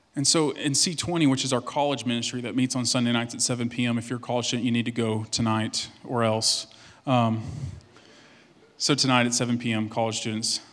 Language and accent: English; Cut and Shoot, Texas, United States; I'm from East Texas, and the, the name of the town I'm from is literally Cut and Shoot, Texas.